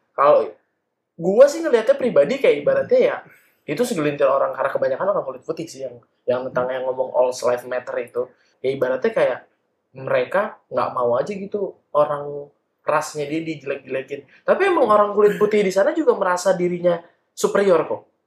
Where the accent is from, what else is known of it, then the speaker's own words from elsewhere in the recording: Ciamis, West Java, Indonesia; also born or lived in Papua; di daerah gua, di Ciamis